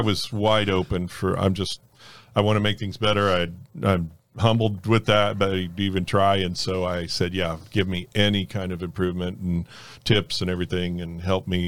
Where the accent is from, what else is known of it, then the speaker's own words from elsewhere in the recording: North Miami, Florida, United States; also born or lived in Fort Lauderdale; I grew up in North Miami, uh, in the Carroll City area, if anybody listening knows where that at, and, uh, grew up there till I was thirteen and then moved to Fort Lauderdale area